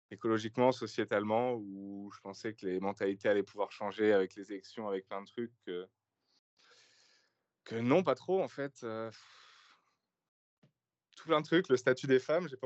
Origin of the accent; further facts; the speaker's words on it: France; Moi, je suis français